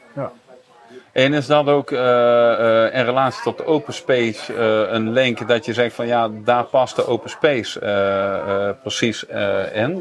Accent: Netherlands; uit mijn geboortedorp Arsen

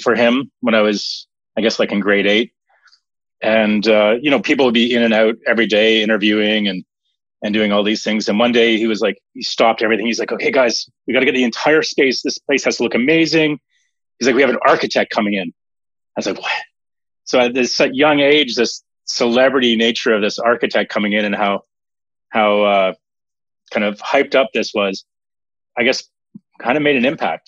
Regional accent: Mount Zion, Ontario, Canada; I grew up uh, just outside of Toronto in Canada, small little hamlet called Mount Zion

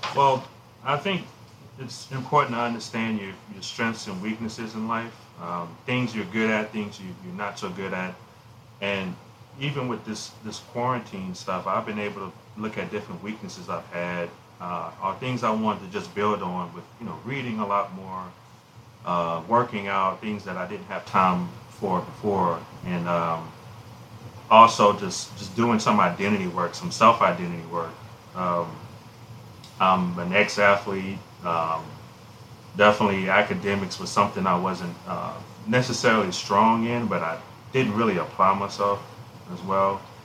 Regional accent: Alexandria, Louisiana, United States; my hometown of Alexandria

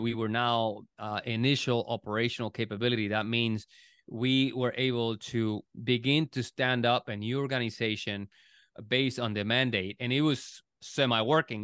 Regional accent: Puerto Rico; now in United States; I was born in, born and raised in Puerto Rico

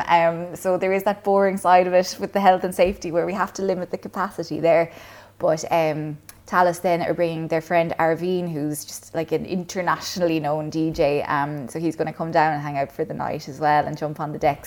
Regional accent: Kilcash, Munster, Ireland; I grew up in Clonmel, well, technically Kilcash out in Cleveland

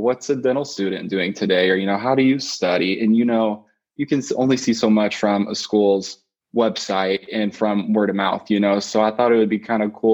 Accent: Springfield, Missouri, United States; moved away as an adult; now in Chicago, United States; I'm from Springfield, Missouri originally, so right in the Midwest there

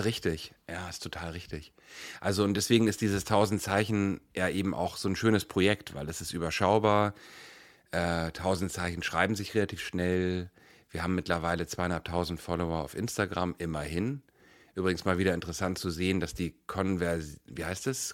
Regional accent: Hamburg, Germany; also born or lived in Kiel; ich bin in Hamburg geboren

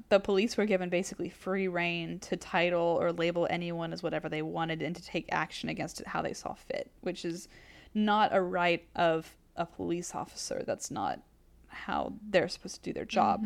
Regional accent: the South, United States; we're from the South.

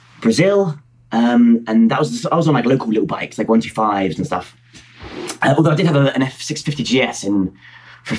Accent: Hertfordshire, East of England, United Kingdom; I'm from Hertfordshire, just north of London. I tell people I'm from London when I'm travelling, but really, I'm from Hertfordshire, which is not in London

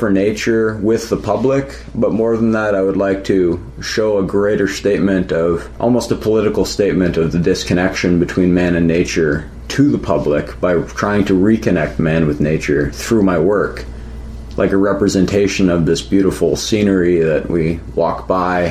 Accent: Wasaga Beach, Ontario, Canada; I was born and raised in Wasaga Beach.

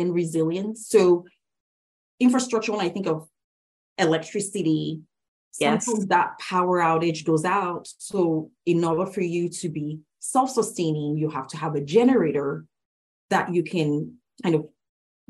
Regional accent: Lagos, Nigeria; moved away as an adult; now in United States; I was actually born and raised in Lagos State, Nigeria, West Africa

